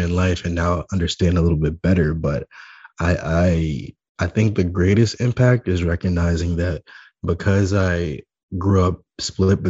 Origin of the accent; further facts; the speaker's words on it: New York City, New York, United States; I'm born and raised in Staten Island, New York